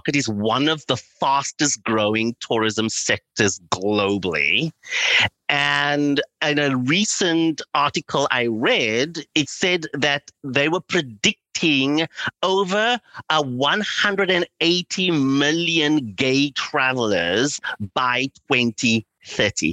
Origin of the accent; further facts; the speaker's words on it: Cape Town, Western Cape, South Africa; moved away as an adult; also born or lived in London, United Kingdom; now in Los Angeles, United States; I grew up in South Africa during apartheid